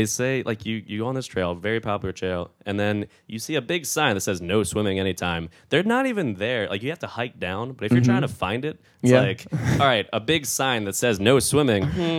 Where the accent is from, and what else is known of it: Harford County, Maryland, United States; born or raised there